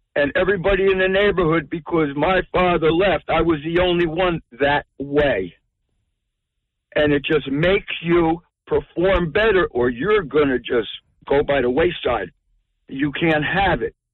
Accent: Newark, New Jersey, United States; born and raised in Newark

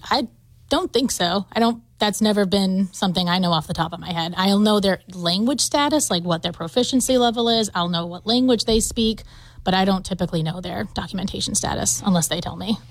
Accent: Taunton, Massachusetts, United States; I'm from Taunton, Massachusetts. That's where I grew up

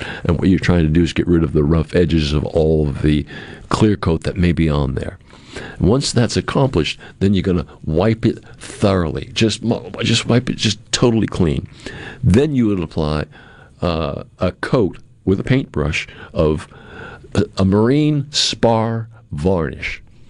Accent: Cape Cod, Massachusetts, United States; I'm from Cape Cod. I grew up in New England.

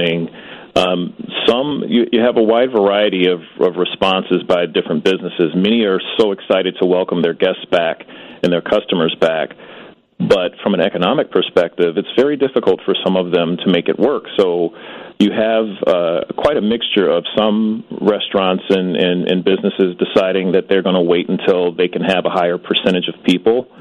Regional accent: Chicago, Illinois, United States; I'm a Chicagoan, born and raised here, never lived anywhere else.

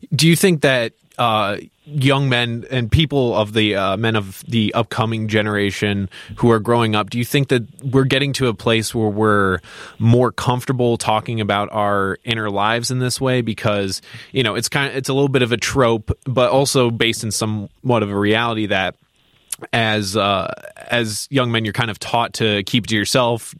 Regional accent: Crystal Lake, Illinois, United States; I'm from Crystal Lake, Illinois

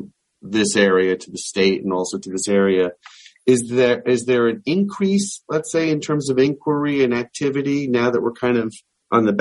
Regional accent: East Coast, United States; I am from the East Coast as well

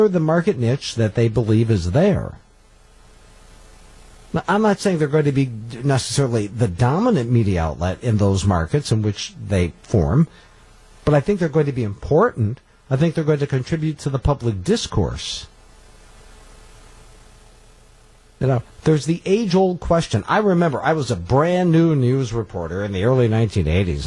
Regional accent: Coleman, Wisconsin, United States; I was raised in Coleman.

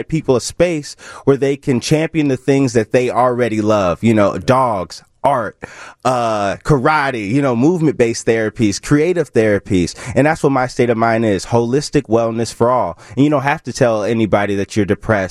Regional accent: Chicago, Illinois, United States; growing up in Chicago

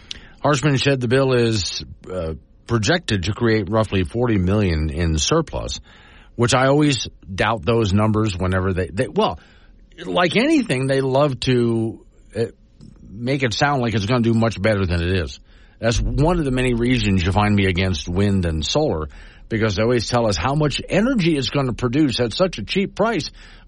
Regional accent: Florida, United States; now in Wyoming, United States; growing up in Florida, we have so many tourists in Florida

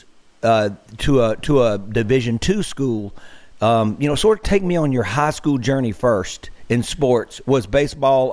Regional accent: Greenville, Mississippi, United States; born or raised there

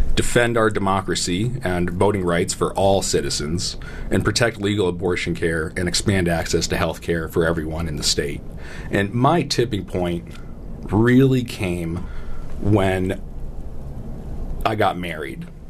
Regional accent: Tucson, Arizona, United States; I was born and raised here in Tucson.

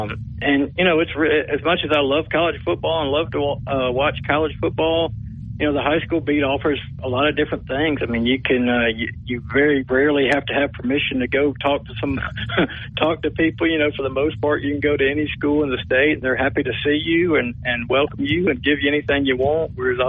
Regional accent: Stone Mountain, Georgia, United States; moved away as an adult; also born or lived in Gadsden, Alabama / Montgomery, Alabama; now in Mobile, United States; I grew up in around Georgia, Atlanta area, Stone Mountain. Came to college in Alabama.

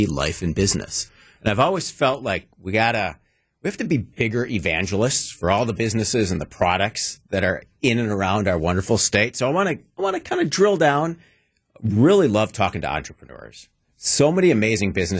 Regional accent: Wauwatosa, Wisconsin, United States; Grew up in beautiful tree-lined Wauwatosa

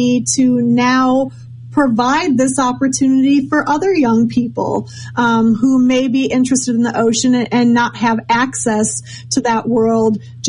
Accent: Minnesota, United States; Was I'm originally from Minnesota, not many sharks up there, but I had a love for the ocean and for ocean creatures.

